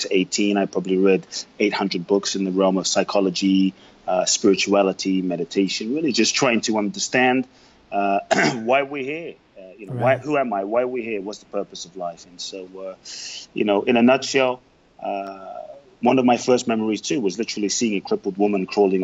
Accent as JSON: {"language": "English", "region": "London", "country": "United Kingdom", "tie": "born or raised there", "also_born_or_lived": "Ghana", "moved": "yes", "lives_now": "Los Angeles, United States", "said": "I grew up in London. I now live in Los Angeles."}